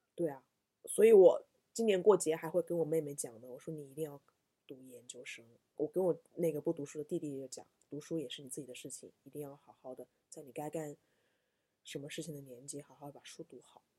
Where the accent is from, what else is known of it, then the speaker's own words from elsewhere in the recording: South, southern China, China; 我是南方人